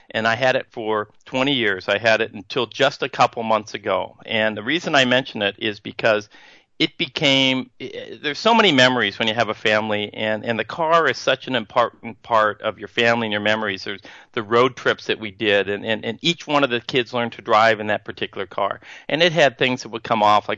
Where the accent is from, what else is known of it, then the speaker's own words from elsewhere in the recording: Northern California, United States; moved away; I grew up in Northern California, I mentioned, and I've moved back recently